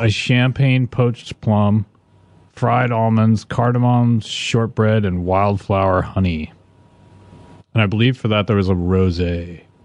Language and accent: English; Vancouver, Washington, United States; accent: Northwestern; moved away; also born or lived in Portland, Oregon; I was born in, um, Vancouver, Washington, which is just over the river from, uh, Portland, Oregon